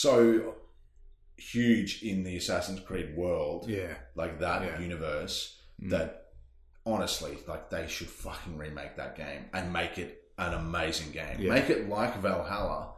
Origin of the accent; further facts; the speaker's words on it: Queensland, Australia; As an Australian, as a Queenslander